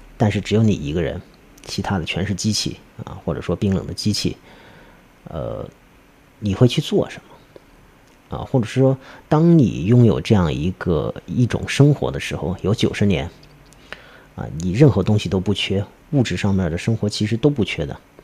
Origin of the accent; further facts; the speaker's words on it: China; 虽然我们也是中国人